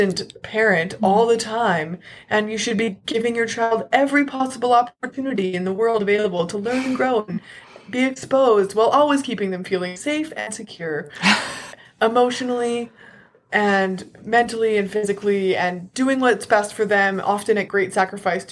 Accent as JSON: {"language": "English", "region": "Southern Alberta", "country": "Canada", "tie": "born or raised there", "said": "I was raised in Southern Alberta, and now I live here again"}